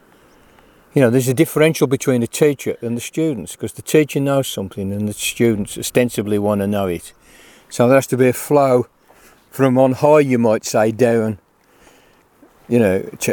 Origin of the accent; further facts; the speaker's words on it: United Kingdom; as British people